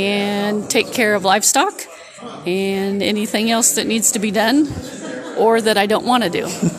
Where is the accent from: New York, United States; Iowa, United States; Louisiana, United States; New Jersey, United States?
Iowa, United States; New Sharon; I'm from New Sharon, Iowa.